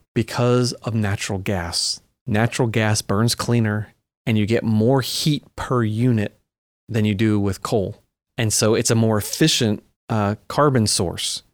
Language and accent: English; Long Island, New York, United States; I grew up on Long Island